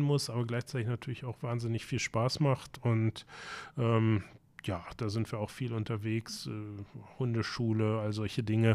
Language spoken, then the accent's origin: German; Braunschweig, Lower Saxony, Germany; now in Hamburg, Germany; in meiner Heimatstadt Braunschweig